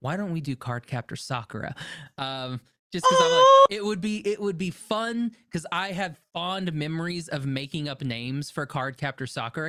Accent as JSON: {"language": "English", "region": "Oklahoma", "country": "United States", "tie": "born or raised there", "also_born_or_lived": "California", "said": "I live in and I grew up in Oklahoma."}